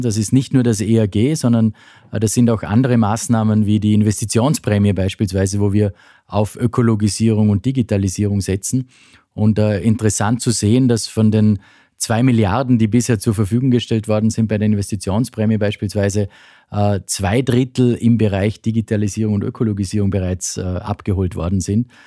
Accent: western Austria, Austria; bei uns im Westen Österreichs

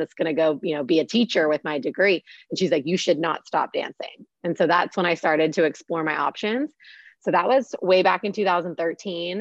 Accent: Pittsburgh, Pennsylvania, United States; moved away; growing up in Pittsburgh, we did not have any Steelers cheerleaders

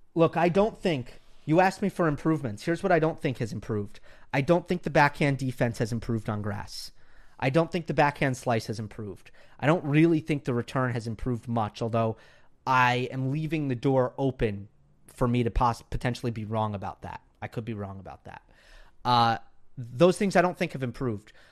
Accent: New York, United States; now in Los Angeles, United States; I'm from New York, for those who don't know, but I'm in L A now.

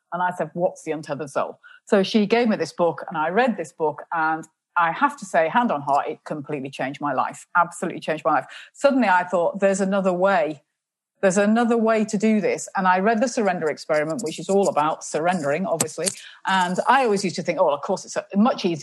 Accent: England, United Kingdom; And I said, England

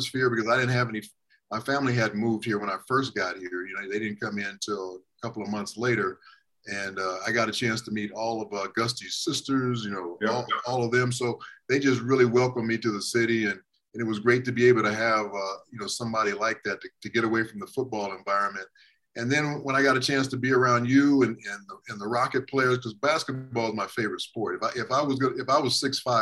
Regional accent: Los Angeles, California, United States; moved away as an adult; also born or lived in Canada / Seattle / Houston; when I was growing up in Los Angeles

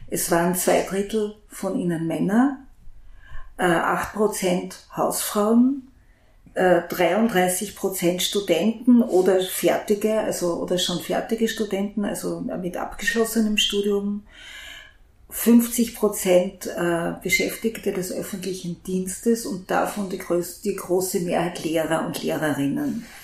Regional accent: Graz, Styria, Austria; ich komme selber aus Graz, ich bin hier geboren und hier aufgewachsen und in die Schule gegangen.

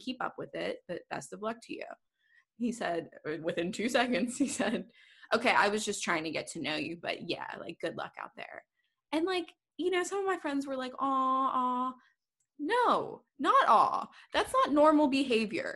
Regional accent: United States; being American

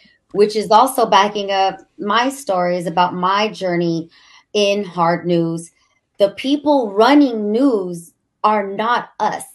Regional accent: Pico Rivera, California, United States; I'm from Pico Rivera, East LA.

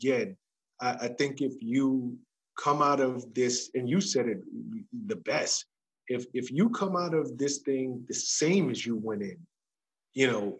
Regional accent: New York City, New York, United States; I come from the South Bronx, New York

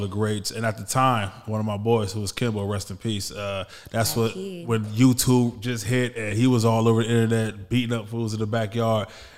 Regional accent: Los Angeles, California, United States; I'm a hometown kid. I grew up in South Central Los Angeles

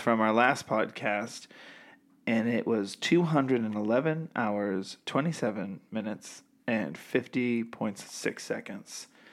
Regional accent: half hour north of Boston, Massachusetts, United States; I grew up in the sticks

